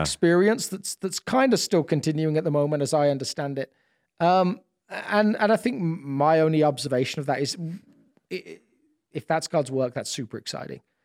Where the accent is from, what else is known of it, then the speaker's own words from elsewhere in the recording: United Kingdom; moved away as an adult; now in United States; as a British person